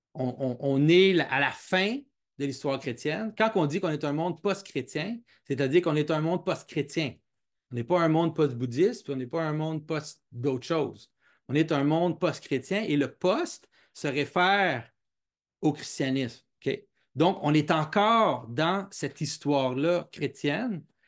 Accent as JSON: {"language": "French", "region": "Quebec", "country": "Canada", "tie": "born or raised there", "said": "je, suis, québécois, j'ai grandi au Québec"}